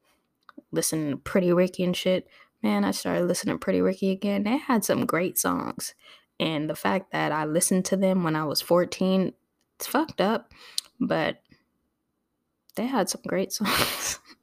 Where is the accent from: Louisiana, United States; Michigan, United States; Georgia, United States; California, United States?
California, United States; Torrance; I grew up in Torrance amongst the whites and the Asians. I was not used to being around black folks other than my family. There was barely any of us there in Torrance at the schools.